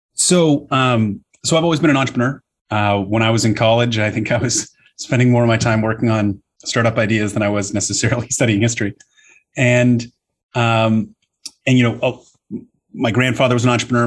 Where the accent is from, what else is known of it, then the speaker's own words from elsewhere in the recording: Toronto, Ontario, Canada; moved away; I grew up in Canada where we've got very, very good debating programs